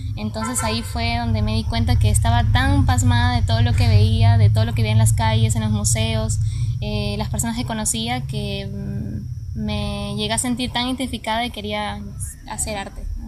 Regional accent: Rincón de los Sauces, Neuquén, Argentina; moved away; mi niñez viví en Argentina, en la Patagonia

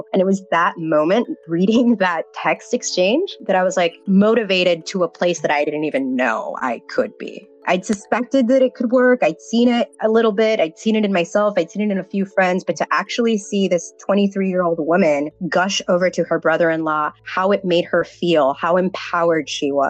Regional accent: the South, United States; he's a first gen, I'm first gen, and we're both from the South. So there wasn't very many of us on the campus.

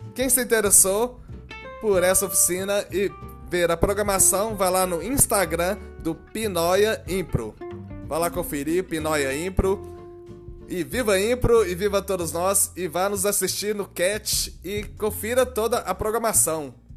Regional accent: Minas Gerais, Brazil; accent: mineiro; como sou mineiro, tem toda essa coisa do sotaque, apesar de que eu não sei se eu tenho realmente esse sotaque

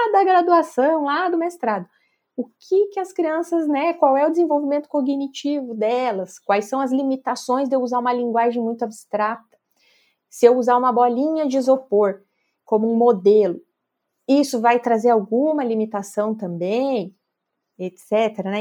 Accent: Passo Fundo, Rio Grande do Sul, Brazil; also born or lived in Cruz Alta; eu sou de uma cidade chamada Cruz Alta, que é lá no Rio Grande do Sul, mas eu nasci e já me mudei para Passo Fundo, então eu sempre falo que eu sou de Passo Fundo.

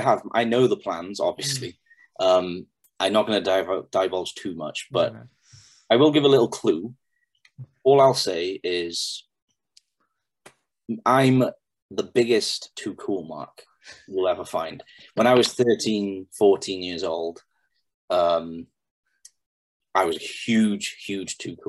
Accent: Pembroke, Wales, United Kingdom; I'm going to be working in front of my hometown, and all of my old school friends are going to be there

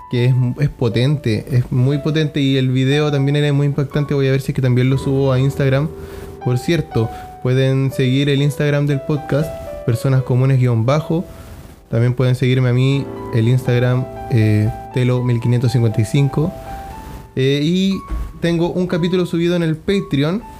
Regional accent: Iquique, Tarapacá, Chile; vamos a hablar de algo que pasó aquí en Iquique, mi ciudad natal, en la que vivimos en el norte de Chile.

